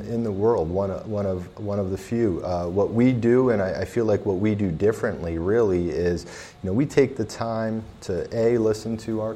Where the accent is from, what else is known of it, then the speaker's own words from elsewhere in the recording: Lehigh Valley, Pennsylvania, United States; moved away as an adult; also born or lived in Philadelphia area; now in Reading, United States; I'm a guy from the Lehigh Valley